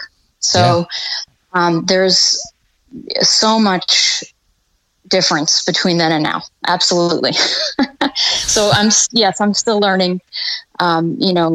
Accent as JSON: {"language": "English", "area": "Long Island", "region": "New York", "country": "United States", "tie": "born or raised there", "moved": "as an adult", "lives_now": "Florida, United States", "said": "I'm from Long Island, New York, actually, originally. At this point, I've been in Florida longer. That's where I grew up and graduated high school and everything"}